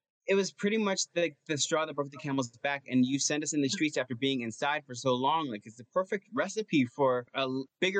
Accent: Cedar Grove, New Jersey, United States; I'm at home in my hometown of Cedar Grove

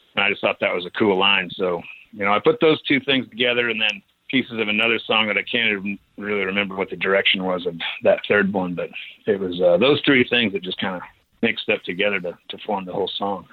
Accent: mountains of Idaho, United States; born or raised there

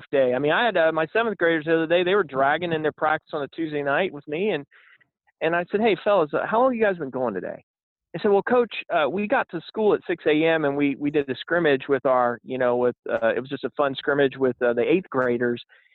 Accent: Robertsdale, Alabama, United States; I grew up in Robertsdale, Alabama, and, you know, right across the bay from Mobile

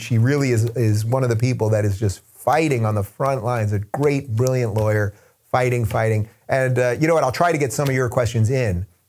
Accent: New York, United States; now in California, United States; I am from New York, and I live in California for now

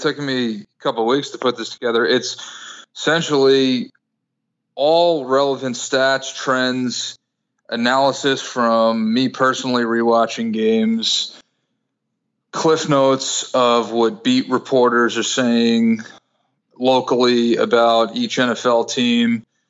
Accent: Brooklyn, New York, United States; I was 16 and I grew up in Brooklyn, so a lot of easy access, as you can imagine, to placing a bet.

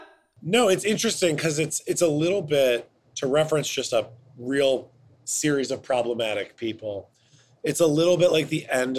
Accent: Cleveland, Ohio, United States; In Cleveland, Ohio.

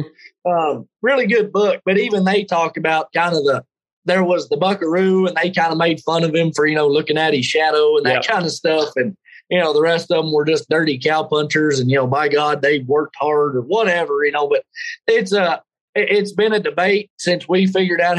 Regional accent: Texas Panhandle, United States; I grew up there in the Texas Panhandle

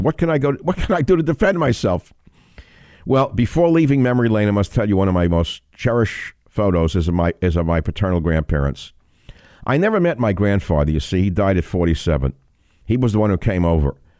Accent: New York City, New York, United States; We had a little apartment in the Bronx

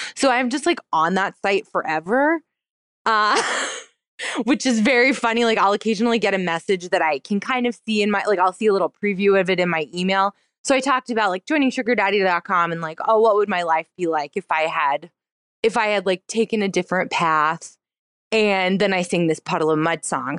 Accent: North Carolina, United States; I'm from North Carolina

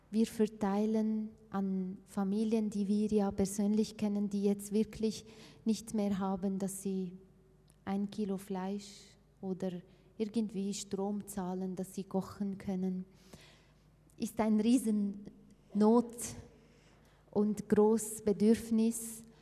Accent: Aleppo, Aleppo Governorate, Syria; German is a second language; Also ich komme ursprünglich aus Aleppo und äh, wenn wir Geld bekommen, wir schicken es ja, nach Aleppo, nicht weil ich von Aleppo bin

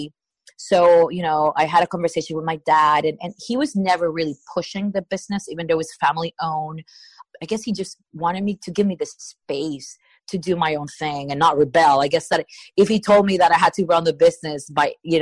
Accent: Puerto Rico; I'm from Puerto Rico

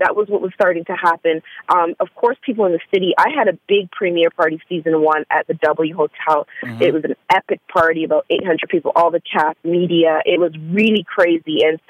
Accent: Hamilton, Ontario, Canada; I grew up right outside of Toronto, and then I moved to Toronto in my 20s. So I pretty much say Toronto because most people don't know Hamilton, Ontario, which is a really small city right by Buffalo, across from the Buffalo

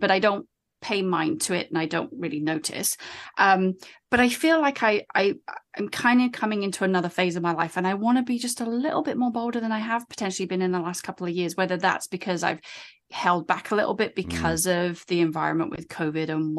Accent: United Kingdom; moved away as an adult; now in United States; I'm British

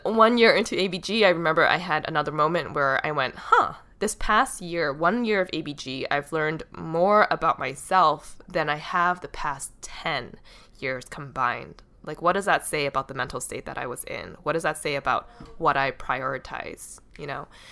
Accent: Boston, Massachusetts, United States; my hometown of Boston

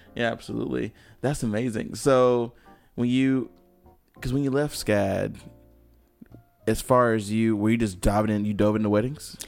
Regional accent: High Point, North Carolina, United States; I'm from High Point, which is kind of a smaller city

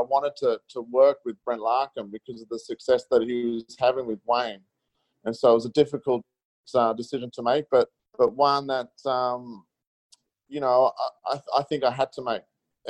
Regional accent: Melbourne, Victoria, Australia; I grew up in Melbourne and played a lot on early days on undercard.

